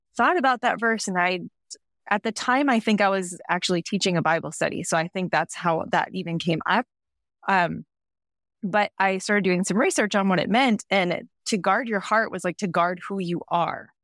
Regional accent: Midwest, United States; moved away as an adult; now in Central Coast, California, United States; I grew up in the Midwest.

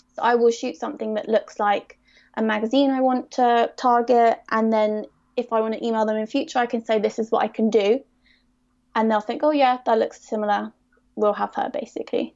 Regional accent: Surrey, South East England, United Kingdom; I'm from Surrey

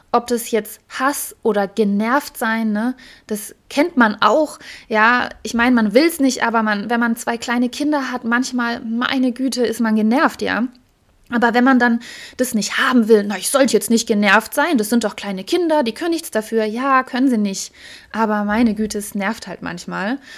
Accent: Heidelberg, Baden-Württemberg, Germany; Ich weiß noch, da bin ich hier spazieren gegangen, das war in Heidelberg, meine Heimatstadt.

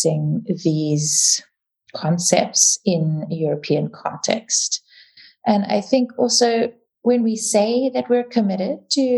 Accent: South Africa; first language English; also born or lived in Dubai / United Kingdom; now in Vienna, Austria; I'm South African

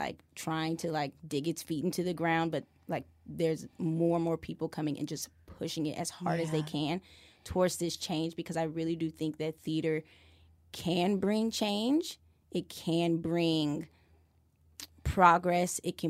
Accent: Decatur, Illinois, United States; In Illinois. {S1} Okay. {S3} Decatur, Illinois.

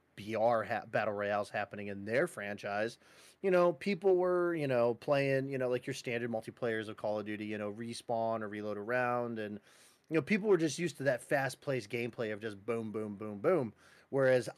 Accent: Chicago, Illinois, United States; I'm a Chicagoan

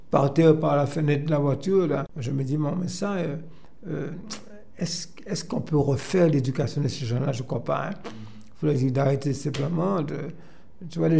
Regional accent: Martinique; on s'installe et puis voilà, et puis euh, on est Martiniquais. Donc euh, je peux vous dire, c'est un pays, le pays, comme j'ai souvent dit

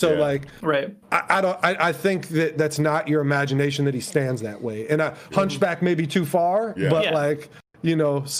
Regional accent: United States; being an American, fucking centimeters and kilograms don't mean a goddamn thing to me.

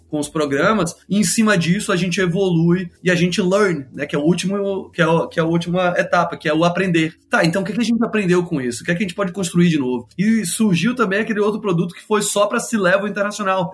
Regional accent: Brazil; now in Silicon Valley, United States; como brasileiros no Vale

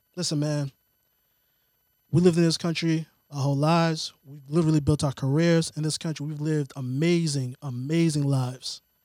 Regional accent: outside of Boston, Massachusetts, United States; growing up outside of Boston

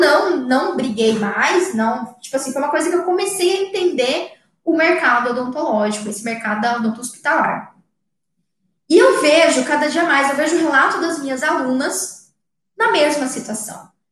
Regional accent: Mato Grosso do Sul, Brazil; aqui no meu estado, eu sou de Mato Grosso do Sul

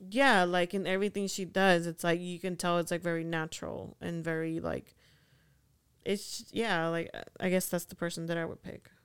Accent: Honduras; moved away; I'm from Honduras

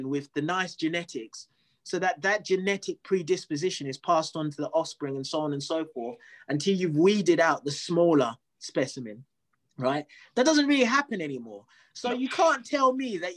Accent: Zimbabwe; I'm from Zimbabwe

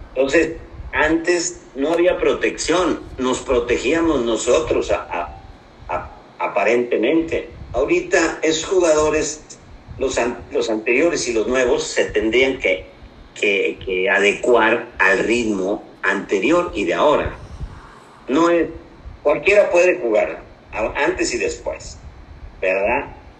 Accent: Hidalgo, Mexico; now in Monterrey, Mexico; Llego a buscar un acta de nacimiento, que yo las tengo de Hidalgo

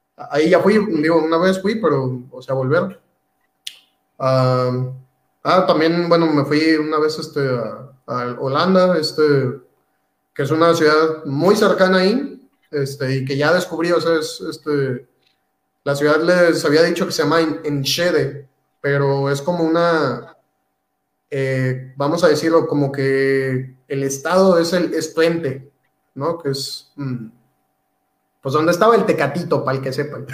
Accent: Mexico; moved away as an adult; now in Bielefeld, Germany; la mayoría pues somos de Latinoamérica y muchos, muchos somos mexicanos

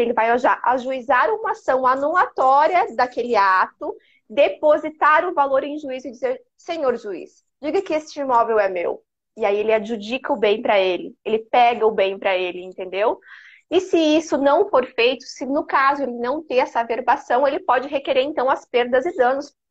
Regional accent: Criciúma, Santa Catarina, Brazil; eu sou de Criciúma

